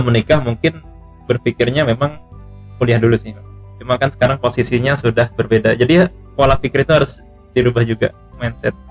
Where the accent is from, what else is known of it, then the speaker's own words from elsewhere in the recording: Kalimantan, Indonesia; cuma saya lahir di Kalimantan lahir besar di Kalimantan